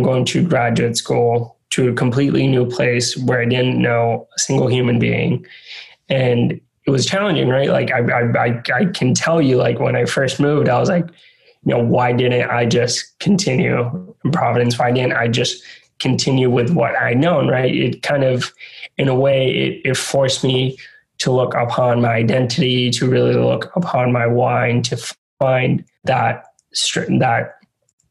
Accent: San Juan, Puerto Rico; moved away as an adult; also born or lived in Rhode Island; being born and raised in San Juan, Puerto Rico, going to college in Rhode Island

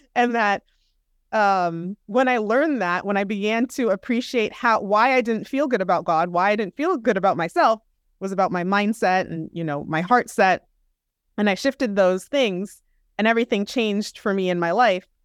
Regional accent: Southern California, United States; also born or lived in Minneapolis, Minnesota / Manhattan, New York; I grew up in Southern California

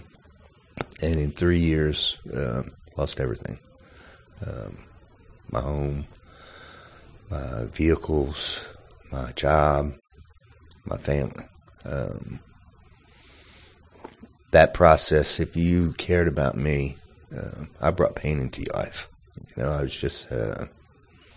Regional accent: South Louisiana, United States; I'm from South Louisiana. Just grew up normal childhood, pretty much. And South Louisiana is like another country. At least it was when I was growing up.

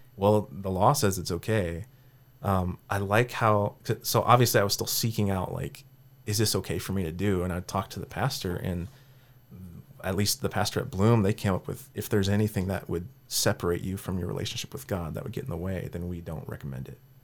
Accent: Cedar Falls, Iowa, United States; born or raised there; also born or lived in Sioux City, Iowa; now in Kansas City, United States

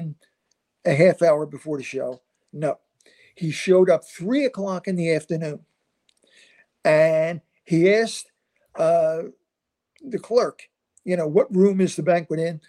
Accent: Philadelphia, Pennsylvania, United States; I'm from South Philadelphia, very rough neighborhood

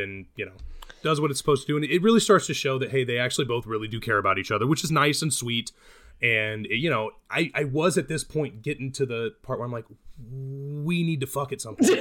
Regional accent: Midwest, United States; now in California, United States; I'm from the Midwest

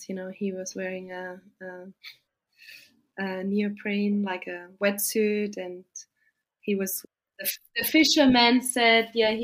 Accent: Austria; moved away as an adult; now in Australia; I live in the south

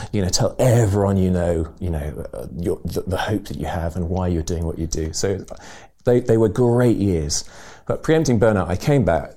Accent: England, United Kingdom; moved away as an adult; also born or lived in Burundi; speaking as English people

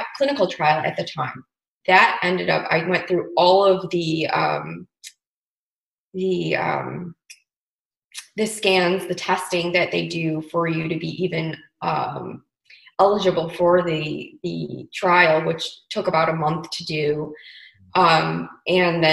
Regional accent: Chicago, Illinois, United States; moved away as an adult; now in Paso Robles, United States; I'm originally from Chicago

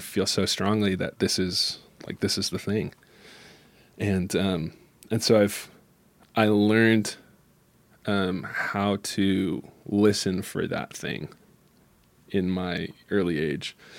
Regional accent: Michigan, United States; I'm from Michigan, and where the little town I'm from is, um, has a lot of different worlds in it, but it still is, you know, twenty thousand people

